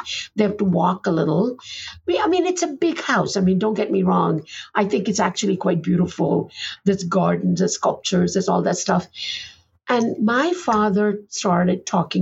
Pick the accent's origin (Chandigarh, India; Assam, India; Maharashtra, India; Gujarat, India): Gujarat, India; Ahmedabad; moved away; also born or lived in Boston; Ahmedabad is not the prettiest place in the world